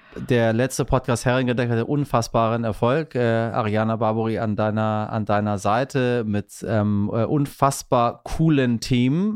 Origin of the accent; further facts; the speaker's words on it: Iran; now in Hamburg, Germany; ich bin als Iraner